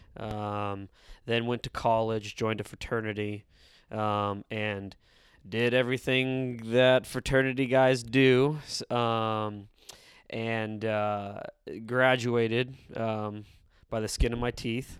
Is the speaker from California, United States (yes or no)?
yes; San Diego, California, United States; born and raised in East San Diego